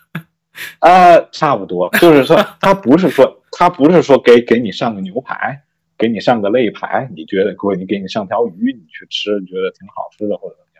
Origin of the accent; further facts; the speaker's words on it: China; 我们中国人